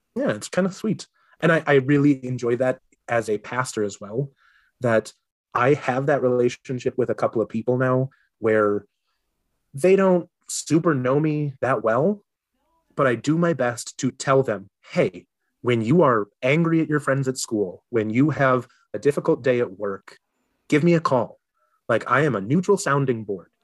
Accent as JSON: {"language": "English", "region": "Minnesota", "country": "United States", "said": "I am a Minnesotan through and through"}